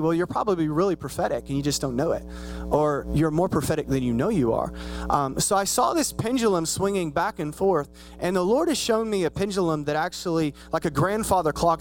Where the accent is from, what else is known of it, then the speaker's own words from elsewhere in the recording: Spiegelville, United States; moved away as an adult; now in Dallas, United States; I'm from Spiegelville